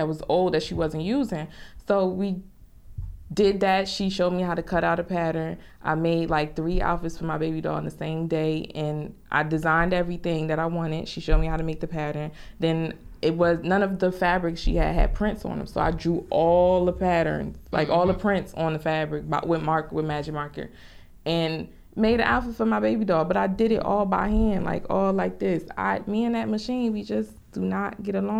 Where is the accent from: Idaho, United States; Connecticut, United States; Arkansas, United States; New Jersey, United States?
New Jersey, United States; Newark; I'm from Newark, particularly the South Ward in Newark